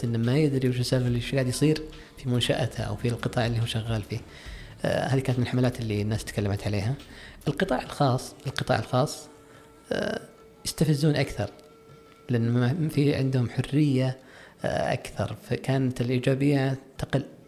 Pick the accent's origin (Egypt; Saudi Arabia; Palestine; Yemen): Saudi Arabia; عندنا في السعوديه